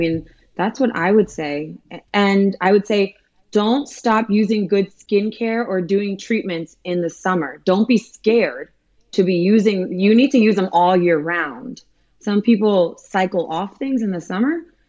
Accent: Miami, Florida, United States; I'm from Miami again, and I'm Cuban Lebanese.

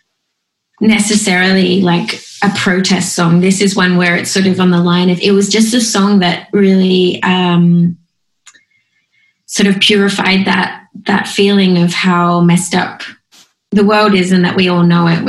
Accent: Australia; I'm not patriotic at all about being Australian

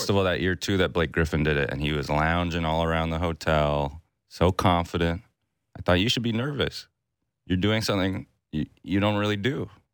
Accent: Toronto, Ontario, Canada; I'm from Toronto

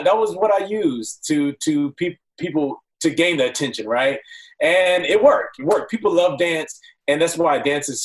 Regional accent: Rancho Cucamonga, California, United States; also born or lived in Pomona, California / Los Angeles, California; I'm born and raised here in L.A. Moved out to Pomona. I was born in Pomona, so not L.A., and then moved out to Rancho Cucamonga at like around 10.

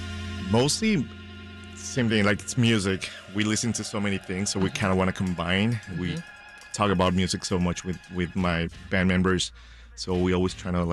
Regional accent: Ecuador; now in Chicago, United States; I'm from Ecuador.

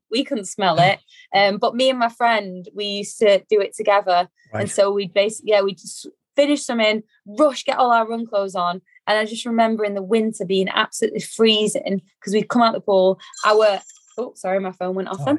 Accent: Manchester, North West England, United Kingdom; grew up in Manchester

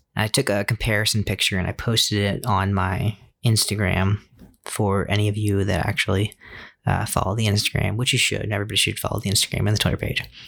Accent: Fairfax County, Virginia, United States; moved away; Since I was born in Virginia and my home of record is Virginia

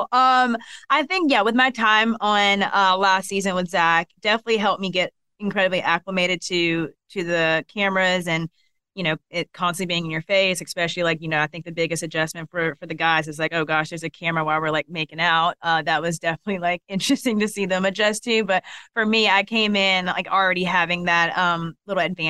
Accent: Columbus, Georgia, United States; accent: Southern; I'm from Columbus, Georgia. So Southern.

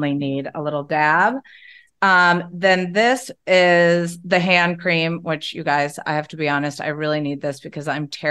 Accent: Indiana, United States; I'm from Indiana.

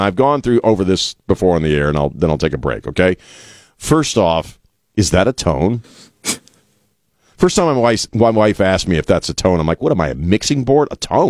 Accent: the East, United States; now in San Antonio, United States; we're both transplants, right? We're both from the East, and I've told you the story. The day I set foot in San Antonio

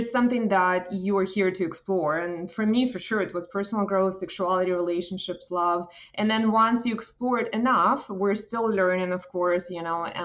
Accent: Russia; now in Toronto, Canada; I come from Soviet Union, former Soviet Union

